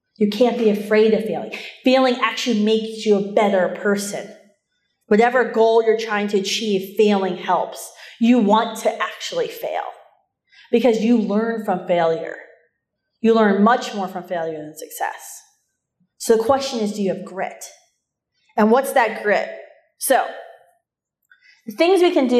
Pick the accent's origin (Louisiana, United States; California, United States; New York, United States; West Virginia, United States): West Virginia, United States; moved away as an adult; also born or lived in Ohio Valley / Washington, D.C.; now in Minnesota, United States; I grew up in West Virginia.